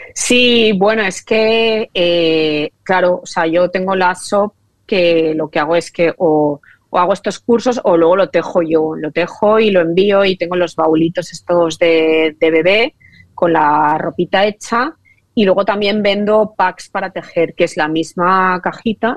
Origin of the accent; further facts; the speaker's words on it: Valencia, Valencian Community, Spain; yo soy valenciana de toda la vida